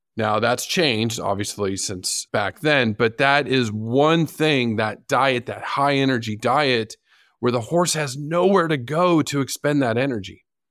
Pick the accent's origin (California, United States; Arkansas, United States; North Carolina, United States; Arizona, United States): California, United States; San Diego; my hometown zoo, the San Diego Zoo